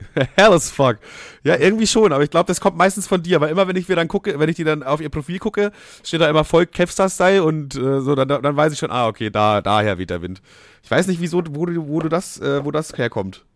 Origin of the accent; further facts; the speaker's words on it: Bavaria, Germany; moved away; bei uns in Bayern, also ich wohne nicht mehr in Bayern, aber damals halt logischerweise